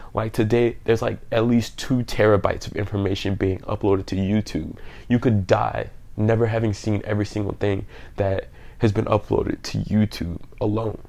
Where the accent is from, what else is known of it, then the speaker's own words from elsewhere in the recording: New Orleans, Louisiana, United States; I'm from New Orleans, Louisiana